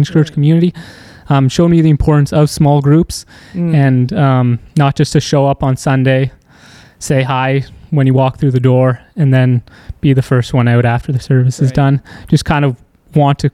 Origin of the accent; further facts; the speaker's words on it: Aurora, Ontario, Canada; I grew up in Aurora stuff, pretty suburban.